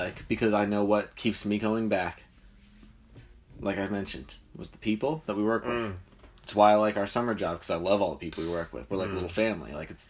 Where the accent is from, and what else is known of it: New Jersey, United States